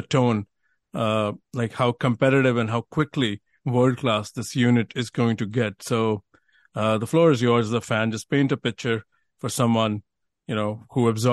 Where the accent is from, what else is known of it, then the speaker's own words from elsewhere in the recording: India; now in United States; As an Indian, you know, now I live in the US